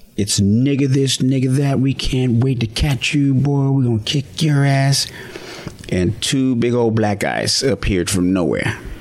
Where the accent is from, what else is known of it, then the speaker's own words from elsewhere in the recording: United States; also born or lived in Laramie, Wyoming / Fort Collins, Colorado; I grew up in Laramie, Wyoming, Fort Collins, Colorado, on farms, in meadows, near mountains